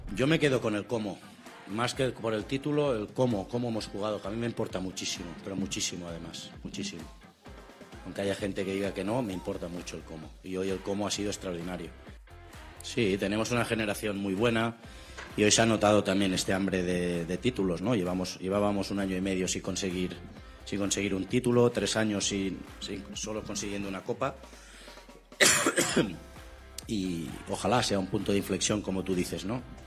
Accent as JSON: {"language": "Spanish", "country": "Argentina", "said": "los argentinos viajamos por el mundo"}